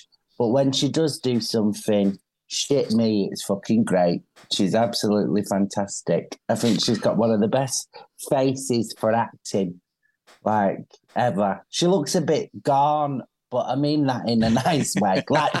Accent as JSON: {"language": "English", "town": "Manchester", "region": "North West England", "country": "United Kingdom", "said": "as a Mancunian"}